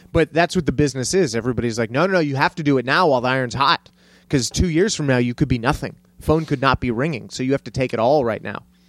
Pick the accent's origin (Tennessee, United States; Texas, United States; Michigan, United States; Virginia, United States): Texas, United States; El Paso; moved away as an adult; also born or lived in Cleveland, Ohio / Santa Fe / San Francisco; I grew up in Texas